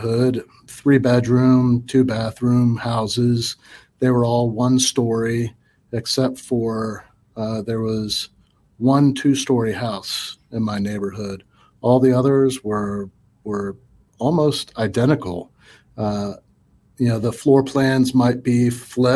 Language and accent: English; Orlando, Florida, United States; I was born and raised in Orlando, Florida